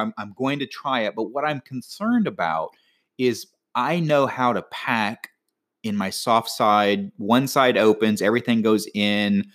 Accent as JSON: {"language": "English", "region": "Florida", "country": "United States", "tie": "born or raised there", "said": "being from Florida"}